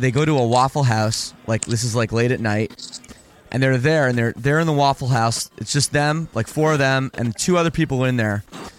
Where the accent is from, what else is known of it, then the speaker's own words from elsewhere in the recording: Toronto, Ontario, Canada; I'm from Toronto.